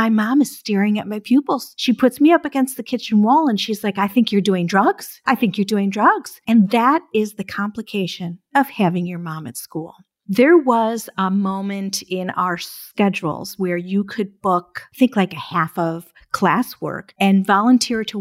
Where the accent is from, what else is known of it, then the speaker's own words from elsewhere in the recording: Birmingham, Michigan, United States; I grew up in Michigan and I went to Birmingham Groves High School